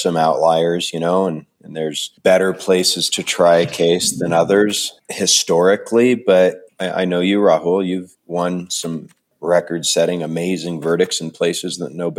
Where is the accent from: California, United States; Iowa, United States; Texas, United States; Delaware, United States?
Iowa, United States; Jefferson; moved away; also born or lived in Nogales, Arizona; I was born in Iowa in a small town and raised in Iowa for most of my childhood. I spent some time on a border town in Arizona called Nogales.